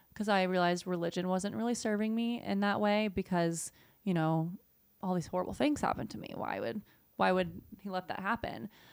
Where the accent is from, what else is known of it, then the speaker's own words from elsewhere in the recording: Southeast, United States; moved away as an adult; now in California, United States; I grew up in the Southeast